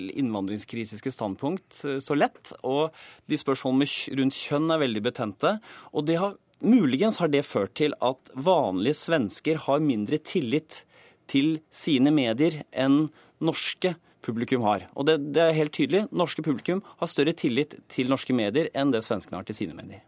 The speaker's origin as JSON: {"language": "Norwegian", "country": "Norway", "said": "vi som nordmenn"}